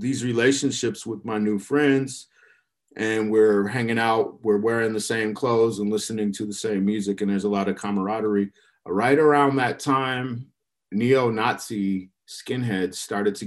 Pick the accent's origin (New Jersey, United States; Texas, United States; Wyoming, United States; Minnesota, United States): Minnesota, United States; Minneapolis; moved away as an adult; also born or lived in Chicago, Illinois / St. Paul, Minnesota; now in Portland, United States; I grew up in the Midwest. So I was born in Chicago, lived there for the early part of my childhood, and wound up moving to Minneapolis and St. Paul.